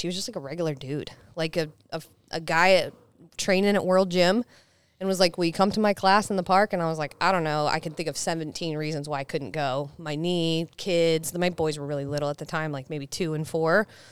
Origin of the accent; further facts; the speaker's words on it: Salisbury, Maryland, United States; I grew up in Salisbury, Maryland, so like right below Delaware is where I grew up in like a really small place by the beach.